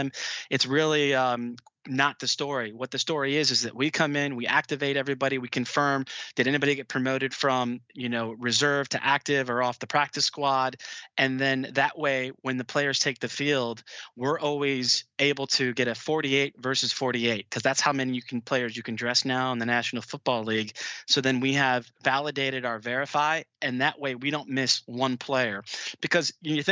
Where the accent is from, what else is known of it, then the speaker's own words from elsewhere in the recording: Cleveland, Ohio, United States; growing up in Cleveland